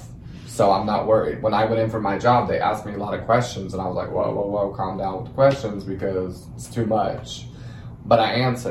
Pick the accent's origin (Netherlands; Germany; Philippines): Germany; moved away as an adult; now in Texas, United States; I'm from Germany.